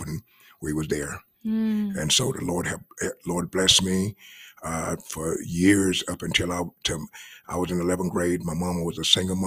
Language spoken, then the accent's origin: English; Hot Coffee, Mississippi, United States; I was raised in Mississippi. Mm-hmm. And I'm from a little small place, very small place called Hot Coffee, Mississippi